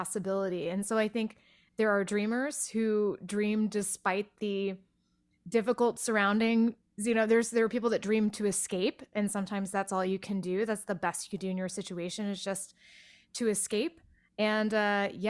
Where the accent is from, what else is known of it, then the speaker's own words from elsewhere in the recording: outside of Waco, Texas, United States; moved away; the small town I grew up outside of Waco